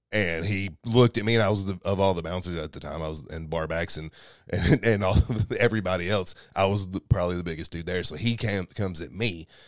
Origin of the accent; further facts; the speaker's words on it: Kentucky, United States; moved away; We go back to Kentucky maybe once every three months or so